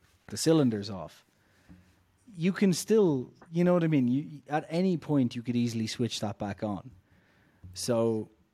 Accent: Ireland; I'm Irish

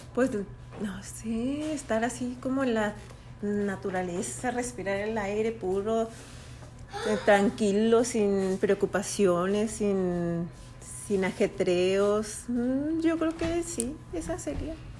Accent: Chihuahua, Mexico; Nosotros somos de Chihuahua.

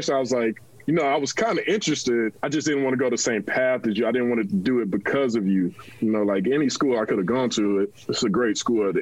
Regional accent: Panama City, Florida, United States; moved away; also born or lived in Georgia; we're all from Panama City, Florida originally.

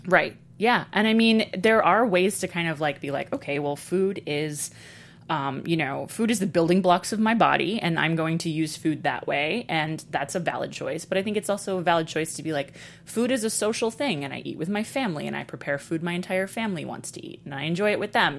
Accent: Texas, United States; moved away as an adult; also born or lived in Brooklyn, New York; I grew up partly in Brooklyn and partly in Texas, but I was coming of age very much in Texas

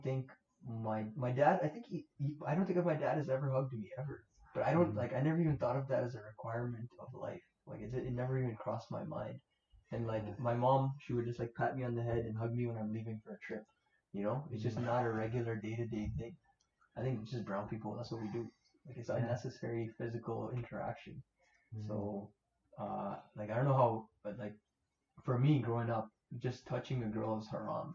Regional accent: Toronto, Ontario, Canada; we grew up in Scarborough

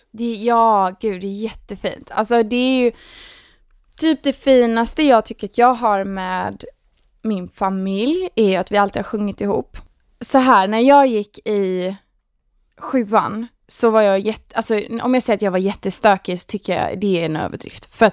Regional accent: Gothenburg, Västra Götaland, Sweden; accent: Gothenburg; moved away as an adult; now in Stockholm, Sweden; Nej men jag, jag är från Göteborg, jag är 27 år, eh, har bott i Stockholm i, vad är det, åtta år kanske till och med.

